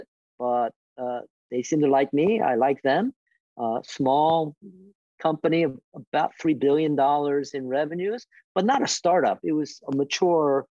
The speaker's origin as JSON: {"language": "English", "town": "Philadelphia", "region": "Pennsylvania", "country": "United States", "tie": "born or raised there", "moved": "yes", "said": "Philly, which was my hometown for me. My parents were there, my siblings were there, my friends were there"}